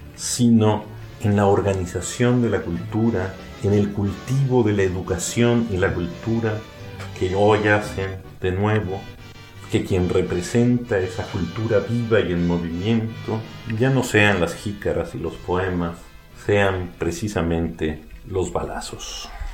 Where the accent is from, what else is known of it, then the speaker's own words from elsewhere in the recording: Mexico; nos define como mexicanos